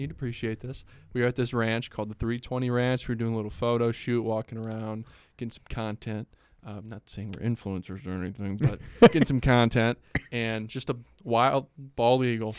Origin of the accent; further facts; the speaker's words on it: Strongsville, Ohio, United States; I'm from Strongsville, Ohio, sir.